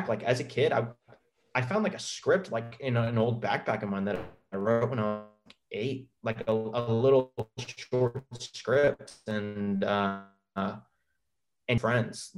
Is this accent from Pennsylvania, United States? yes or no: no; Clearwater, Florida, United States; moved away as an adult; also born or lived in Tampa, Florida; now in Atlanta, United States; Mandalay Avenue is a street on Clearwater Beach in my hometown.